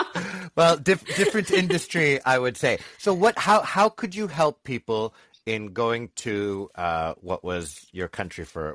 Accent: Canada; as a Canadian

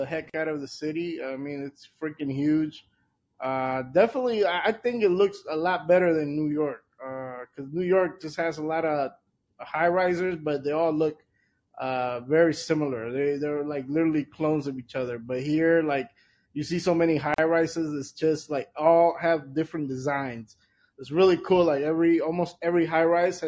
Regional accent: El Salvador; moved away; also born or lived in Washington, D.C.; my home country, El Salvador

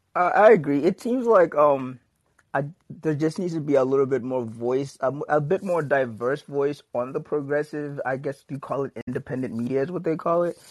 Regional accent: Kentucky, United States; I'm a little socially conservative because I'm from Kentucky

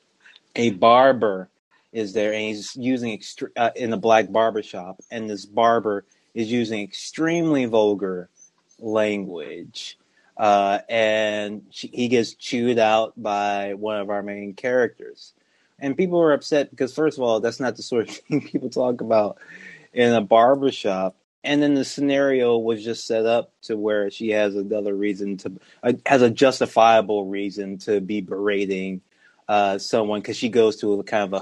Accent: Louisiana, United States; I'm from Louisiana

